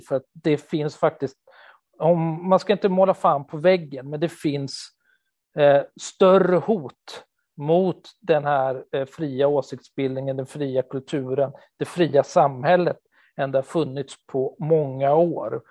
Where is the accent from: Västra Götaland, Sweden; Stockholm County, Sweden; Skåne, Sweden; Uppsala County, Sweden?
Stockholm County, Sweden; Stockholm; moved away as an adult; now in Gothenburg, Sweden; jag är en 48-årig stockholmare som har bott i Göteborg i 20 år nu